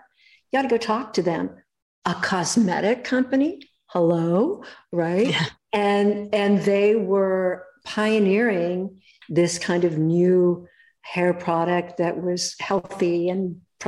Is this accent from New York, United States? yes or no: no; Los Angeles, California, United States; I was born in Hollywood